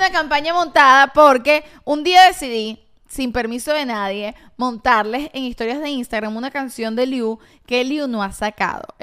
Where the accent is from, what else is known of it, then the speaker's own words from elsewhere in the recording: Venezuela; Yo la venezolana de los 80.